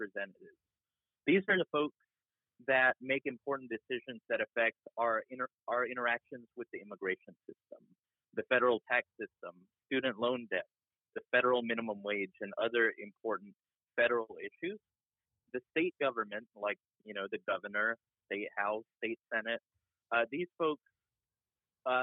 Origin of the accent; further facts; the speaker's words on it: Georgia, United States; I also grew up in Georgia